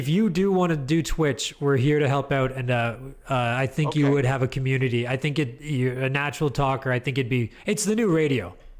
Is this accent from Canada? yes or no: yes; Canada; accent: Canadian; I thought he was making fun of my Canadian accent.